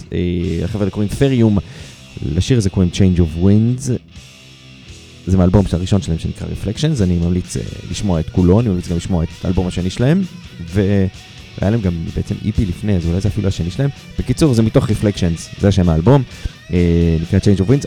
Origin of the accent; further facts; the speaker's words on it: Haifa, Haifa District, Israel; אני מחיפה